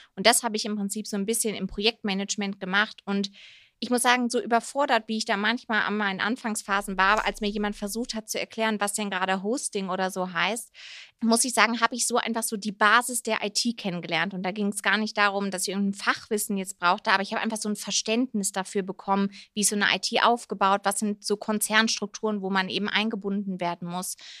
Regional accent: Rhineland, Germany; now in Munich, Germany; eigentlich eine gebürtige Rheinländerin, aber ja, lebe jetzt wieder seit zweieinhalb Jahren in Bayern, hier in München

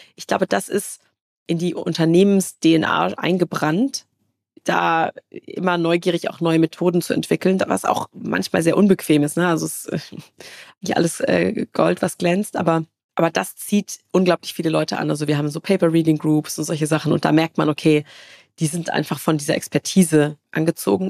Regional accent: Karlsruhe, Baden-Württemberg, Germany; Also ich komme aus Karlsruhe, da gibt's, äh, ne, das ist so Baden-Württemberg

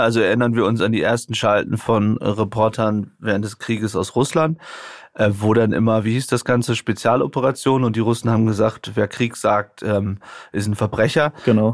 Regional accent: Germany; bei uns in Deutschland

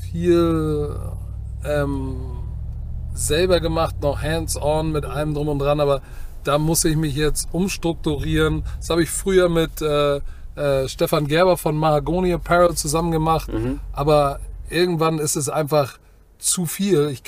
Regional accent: Hamburg, Germany; bin mhm. Hamburger.

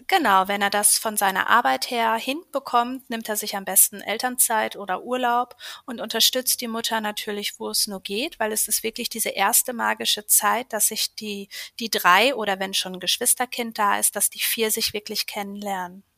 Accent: Schwerte, North Rhine-Westphalia, Germany; ich komme aus Schwerte, das ist im Ruhrgebiet bei Dortmund und habe dort ein kleines Yoga-Studio seit 2020

